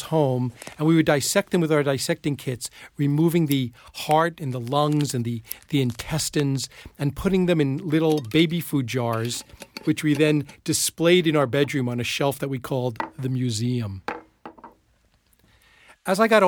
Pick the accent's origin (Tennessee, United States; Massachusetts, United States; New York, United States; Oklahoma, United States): New York, United States; Plainview; When I was a kid growing up in Plainview, New York on Long Island